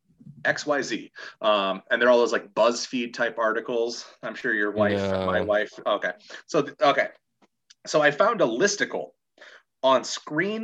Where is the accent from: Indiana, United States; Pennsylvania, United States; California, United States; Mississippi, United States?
Indiana, United States; Valparaiso; the 462 telephone prefix code is one used in my hometown of Valparaiso, Indiana. My childhood phone number had the same prefix